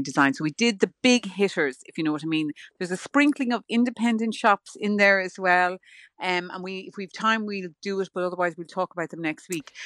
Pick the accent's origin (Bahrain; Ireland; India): Ireland; I'm Irish